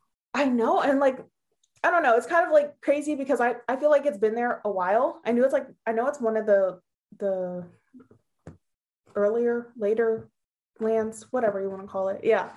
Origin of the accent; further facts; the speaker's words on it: Hershey, Pennsylvania, United States; I am from Hershey Park in Hershey, Pennsylvania.